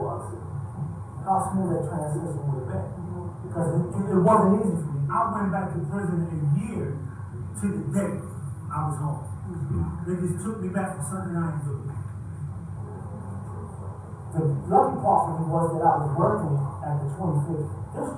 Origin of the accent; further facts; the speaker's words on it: Philadelphia, Pennsylvania, United States; I don't come from the suburb, I come from North Philadelphia